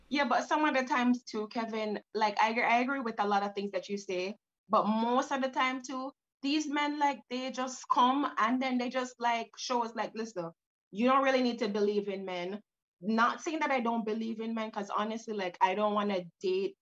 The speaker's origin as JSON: {"language": "English", "country": "Jamaica", "said": "growing up, I'm I'm Jamaican, so I yeah. grew up in a in, in in a third country with our mom"}